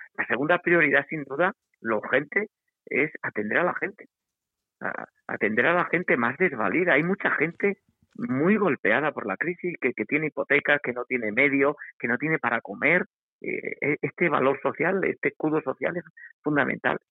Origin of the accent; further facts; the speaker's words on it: Extremadura, Spain; como, sociedad extremeña, como sociedad española, europea